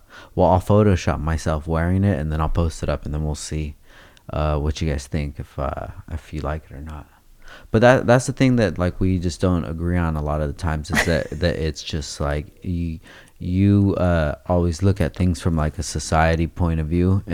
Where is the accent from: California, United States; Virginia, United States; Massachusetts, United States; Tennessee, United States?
California, United States; Oxnard; I'm from Oxnard, babe.